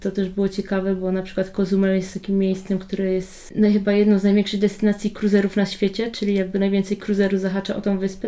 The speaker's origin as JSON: {"language": "Polish", "country": "Poland", "said": "My jesteśmy jakby z Polski"}